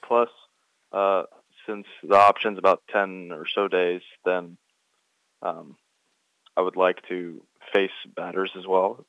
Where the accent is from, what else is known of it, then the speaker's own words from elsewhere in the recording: United States; I was raised in the States